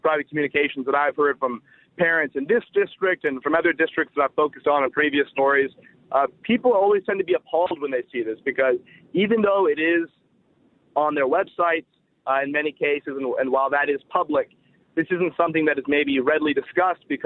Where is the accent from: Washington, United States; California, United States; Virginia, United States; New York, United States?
California, United States; Silicon Valley; moved away as an adult; now in Los Angeles, United States; I grew up in the Silicon Valley, which is obviously a very liberal part of a very liberal state